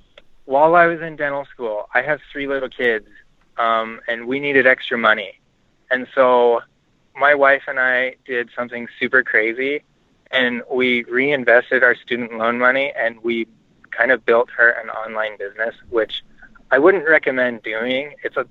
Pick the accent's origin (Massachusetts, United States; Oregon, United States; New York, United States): Oregon, United States; now in Texas, United States; No, I'm from Oregon.